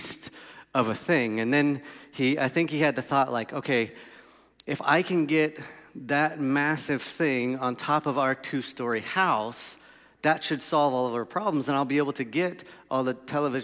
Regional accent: Melbourne, Florida, United States; So I grew up on Ironwood Road in Melbourne, Florida, in a two-story house.

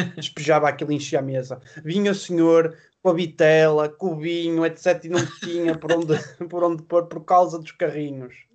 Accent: Matosinhos, Norte, Portugal; eu cresci em, em Matosinhos

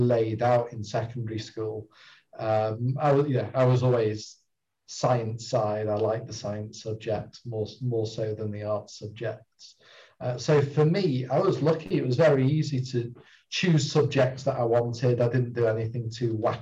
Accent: Bury, North West England, United Kingdom; moved away as an adult; also born or lived in Cambridge; originally I'm a Bury boy, sort of born and grew up and spent most of my early life around North Manchester in Bury

